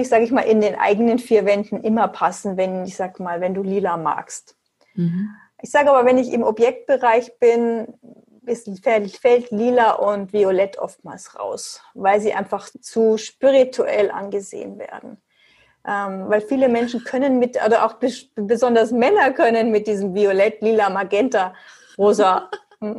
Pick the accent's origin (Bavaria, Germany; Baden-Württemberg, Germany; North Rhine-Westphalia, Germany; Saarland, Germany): Bavaria, Germany; Munich; Ich komme aus München.